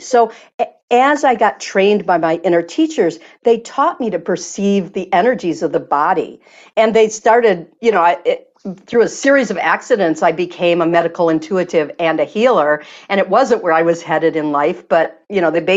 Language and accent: English; Michigan, United States; I'm from Michigan